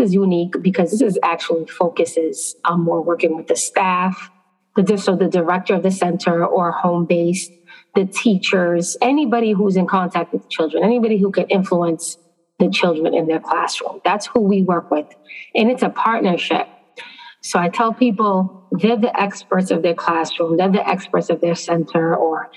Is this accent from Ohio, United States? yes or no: no; Boston, Massachusetts, United States; now in New York, United States; I'm originally from Boston, Massachusetts, so most of my experience is there